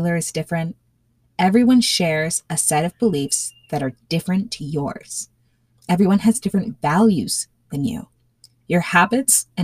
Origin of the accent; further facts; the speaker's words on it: Elmont, New York, United States; now in Central Florida, United States; we had moved from our little nook in Elmont, that's in Nassau County